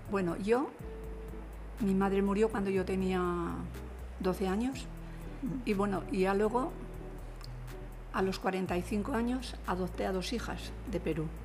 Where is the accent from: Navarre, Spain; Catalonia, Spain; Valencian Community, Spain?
Navarre, Spain; Murchante; de Murchante.